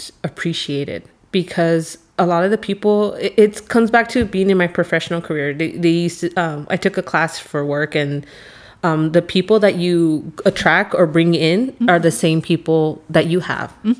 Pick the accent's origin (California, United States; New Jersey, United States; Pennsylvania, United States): California, United States; Los Angeles; I was born and raised in East